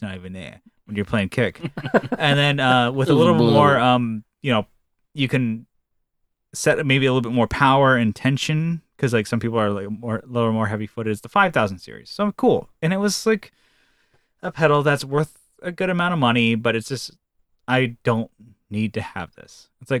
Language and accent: English; California, United States; And I'm from Northern California.